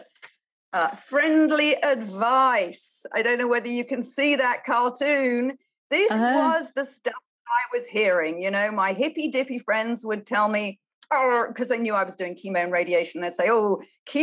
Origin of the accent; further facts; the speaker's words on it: United Kingdom; moved away as an adult; also born or lived in China; now in United States; I'm a Brit.